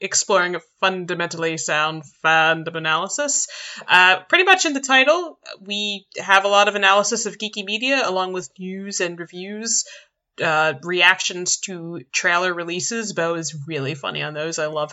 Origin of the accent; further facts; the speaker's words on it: Philadelphia, Pennsylvania, United States; I've been living in Philly my whole life